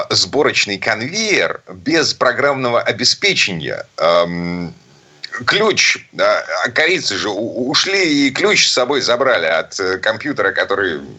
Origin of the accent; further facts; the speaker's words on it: Saint Petersburg, Russia; из Питера